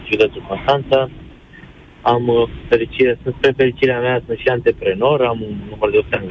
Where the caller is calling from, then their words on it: Germany; Chiar acum sunt în Germania, vă sunt din Germania.